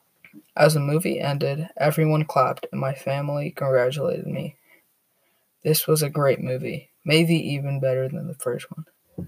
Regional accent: Toronto, Ontario, Canada; born there; I was born in Toronto, Canada. My family was extremely poor.

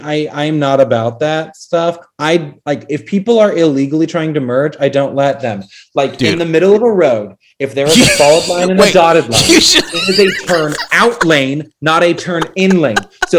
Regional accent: Utah, United States; I'm from a small little Mormon Utah town.

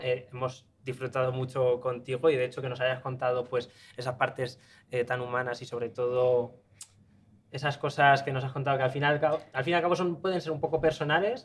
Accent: Spain; somos españoles

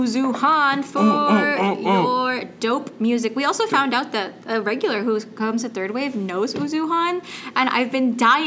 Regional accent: West Coast, United States; Again, look, I'm from the West Coast, right? Like, it's hot out there, but humidity...

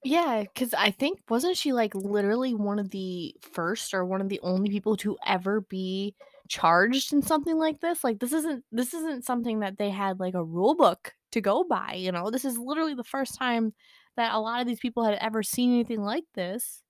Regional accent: United States; as an American

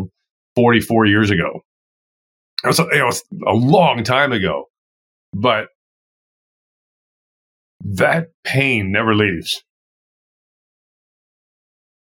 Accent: Baltimore, Maryland, United States; I grew up in Baltimore, Maryland, East Coast

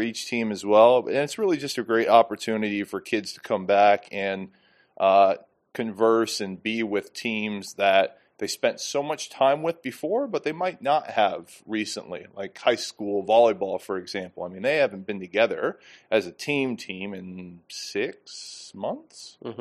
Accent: Iowa, United States; moved away; I'm from Iowa

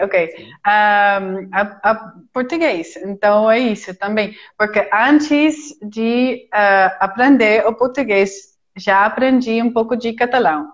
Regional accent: Utrecht, Netherlands; Portuguese is a second language; now in Lima, Peru; sou de Utrecht, eh, é no centro, no centro da Holanda

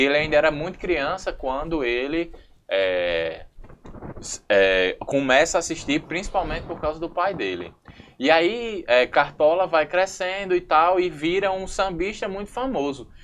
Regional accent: Brazil; a gente, enquanto brasileiro

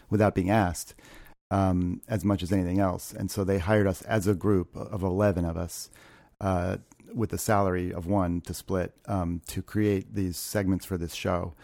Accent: Ohio, United States; moved away; also born or lived in New York; I grew up in Ohio

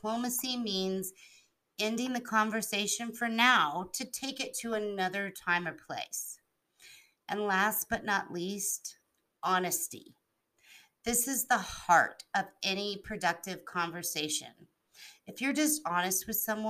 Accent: Albuquerque, New Mexico, United States; also born or lived in Hawaii / East Coast; I've grown up in Albuquerque, New Mexico, with some time on the East Coast.

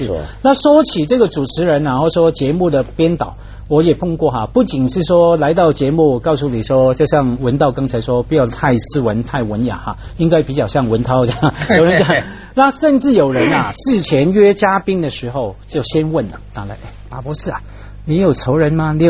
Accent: China; 我们中国人一坐下来，先弄好地位高低、辈分高低、角色

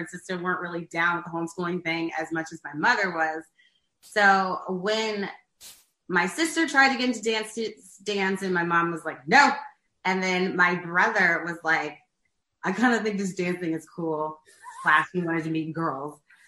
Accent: St. Louis, Missouri, United States; moved away as an adult; now in New York City, United States; I'm born and raised there

